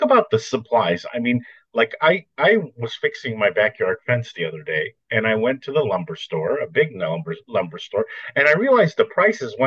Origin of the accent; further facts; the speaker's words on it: Glendale, California, United States; moved away; I was born in Glendale.